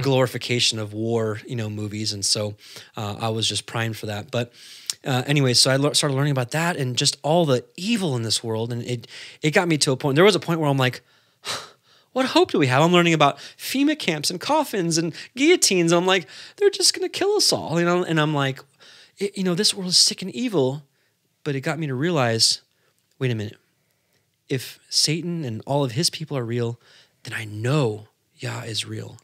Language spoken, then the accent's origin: English; California, United States; he moved out, uh, to California. That's where he met my mother, and, uh, I was born.